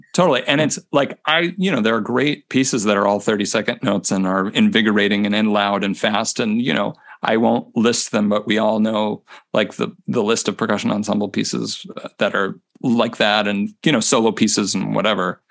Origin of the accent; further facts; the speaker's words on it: near Chicago, Illinois, United States; moved away as an adult; also born or lived in Cincinnati, Ohio / Houston, Texas / Honolulu, Hawaii / Corpus Christi, Texas; now in Minneapolis, United States; I'm from the Midwest